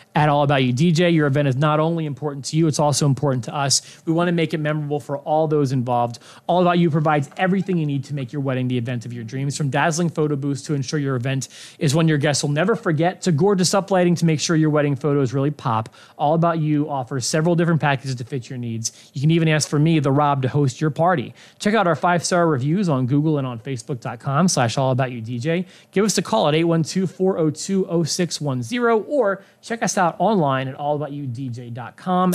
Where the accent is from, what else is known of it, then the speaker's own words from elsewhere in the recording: Philadelphia, Pennsylvania, United States; moved away; I'm from Philly